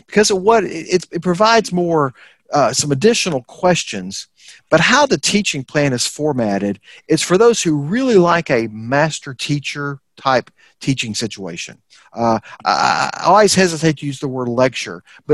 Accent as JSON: {"language": "English", "region": "Texas", "country": "United States", "said": "as a Texan"}